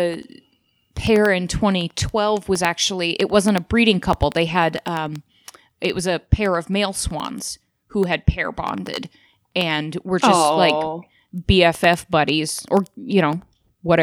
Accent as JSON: {"language": "English", "town": "Spokane", "region": "Washington", "country": "United States", "said": "80s and 90s babies growing up in Spokane"}